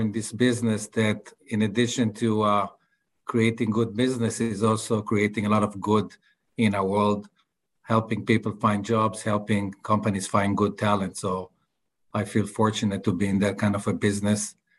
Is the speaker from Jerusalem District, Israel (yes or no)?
no; Tel Aviv, Tel Aviv District, Israel; English is a second language; as you can see from my accent, I'm not from Texas, I'm from Tel Aviv